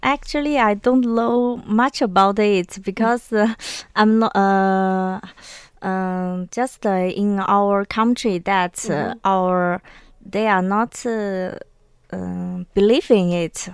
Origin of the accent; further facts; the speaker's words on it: China; in my hometown, there mm-hmm. is a very special taboo. I think uh, maybe in uh, other place in China may not like